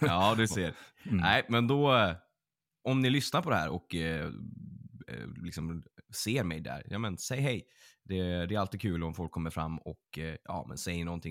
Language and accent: Swedish; Örnsköldsvik, Västernorrland County, Sweden; folk som är från min hemstad är att en av de här kvällarna skulle varit i eh, Örnsköldsvik